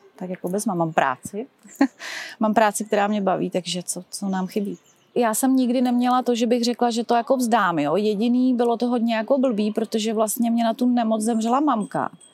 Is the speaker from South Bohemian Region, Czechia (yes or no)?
yes; České Budějovice, South Bohemian Region, Czechia; vyrůstala jsem, v, opravdu je to kousek tady v Kubatově ulici, kde přímo máme i základní školu